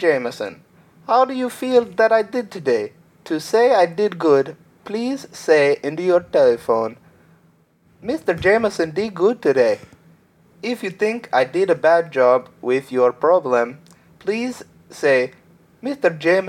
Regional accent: Slovenia; English is a second language; No, I'm from Slovenia, and this is morning time.

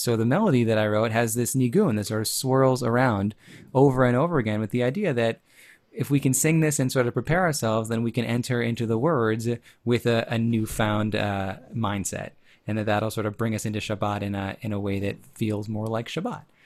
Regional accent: Chicago, Illinois, United States; I grew up in the Chicago area

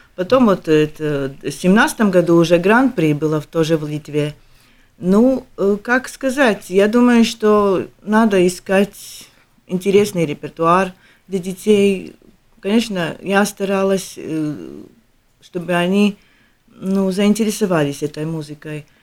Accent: Latvia; мы из Латвии

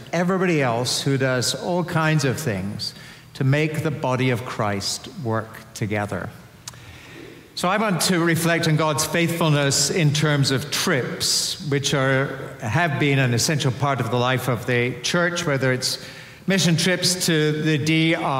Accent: Edinburgh, Scotland, United Kingdom; I come from Edinburgh, which is the best city in Scotland

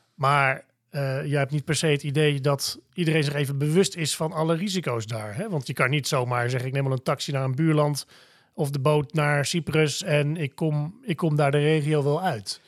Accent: Netherlands; als Nederlander

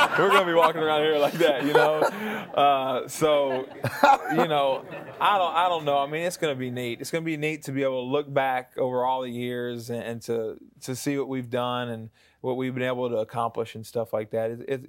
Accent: the South, United States; accent: southern; With my southern accent and everything, yeah, it is.

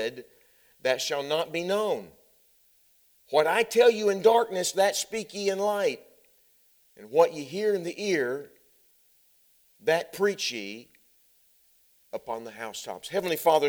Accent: Texas, United States; moved away as an adult; I'm a Texan. I grew up in Texas. I live there now

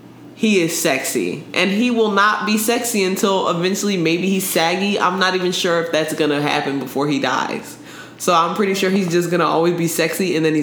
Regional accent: East Orange, New Jersey, United States; also born or lived in Virginia; From Jersey, East Orange, Jersey. But I did grow up in Virginia as well.

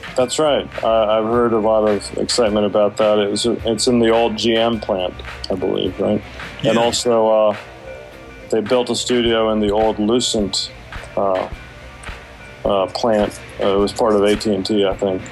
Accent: Washington, District of Columbia, United States; now in Atlanta, United States; I'm from Washington D.C. originally, but I uh, moved to Atlanta in 1987

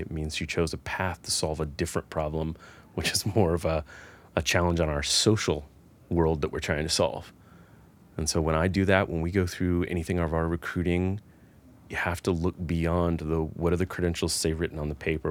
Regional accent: Atlanta, Georgia, United States; now in Nashville, United States; I grew up in the Atlanta area.

